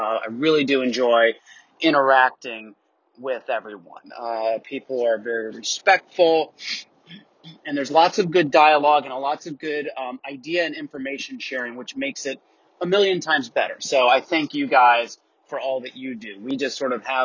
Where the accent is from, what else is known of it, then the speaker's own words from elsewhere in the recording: Tampa, Florida, United States; now in Atlanta, United States; I'm down in Tampa, Florida, which is originally my hometown